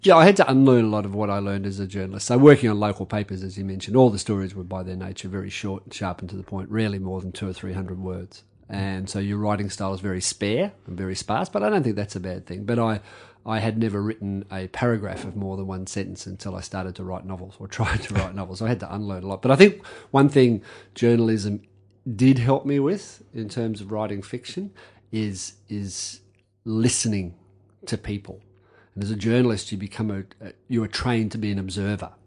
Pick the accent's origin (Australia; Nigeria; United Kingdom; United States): Australia; Campbelltown, New South Wales; It was Campbelltown. We were on the edge of Sydney